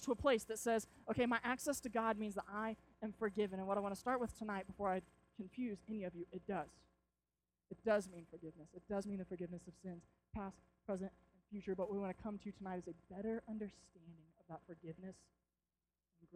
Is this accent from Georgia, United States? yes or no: no; Arkansas, United States; we're from Arkansas